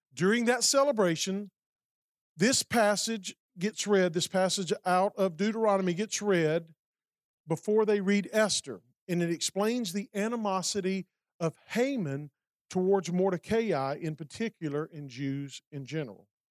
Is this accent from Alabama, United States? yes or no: yes; Alabama, United States; Montgomery, Alabama, my home state